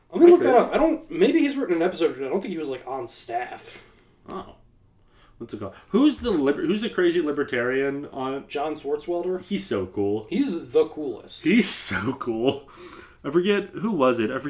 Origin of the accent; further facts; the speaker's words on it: Midwest, United States; I'm from the Midwest